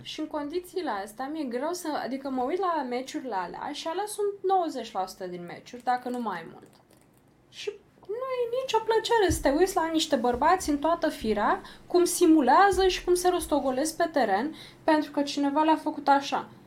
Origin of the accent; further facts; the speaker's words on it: Romania; noi ca români